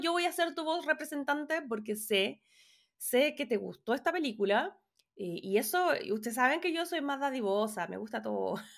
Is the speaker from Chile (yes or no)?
yes; Chile; now in Los Angeles, United States; soy periodista chilena viviendo en Los Ángeles, California.